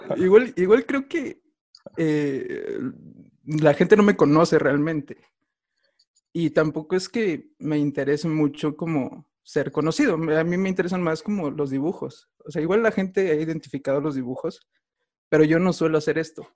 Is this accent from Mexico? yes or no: yes; Mexico City, Mexico; soy de México, eh, de Tláhuac